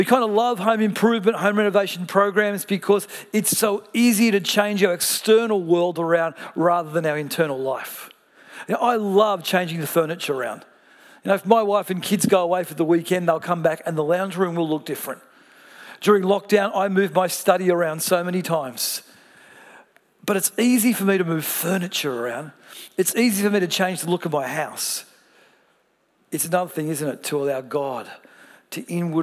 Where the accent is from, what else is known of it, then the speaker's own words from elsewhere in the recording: Melbourne, Victoria, Australia; I come from Melbourne